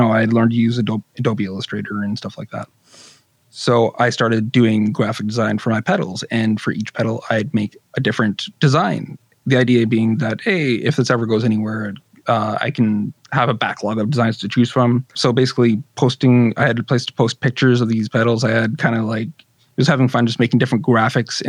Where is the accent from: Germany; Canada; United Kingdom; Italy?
Canada; I'm Canadian